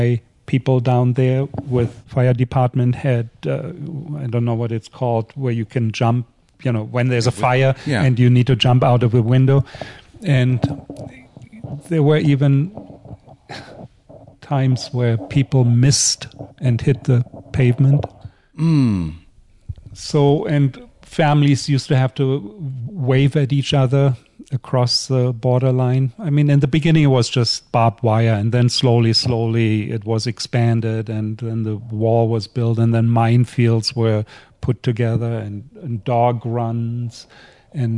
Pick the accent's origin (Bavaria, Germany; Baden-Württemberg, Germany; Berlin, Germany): Berlin, Germany; moved away; I was born in East Berlin, but by that time we lived on the western side. And I was playing always under that bridge